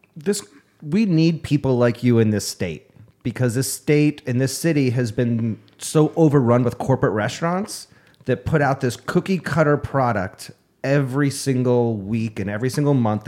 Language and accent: English; Upstate New York, United States; now in Arizona, United States; the sense of community that I had growing up in New York